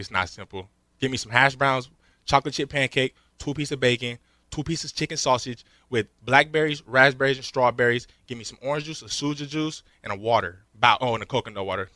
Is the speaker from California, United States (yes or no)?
no; Las Vegas, Nevada, United States; I'm from Las Vegas